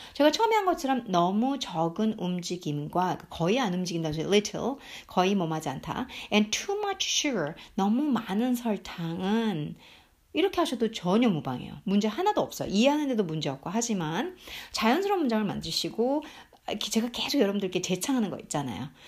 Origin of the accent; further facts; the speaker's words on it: South Korea; first language Korean; 한국 사람으로 태어나서 한국말이 모국어인데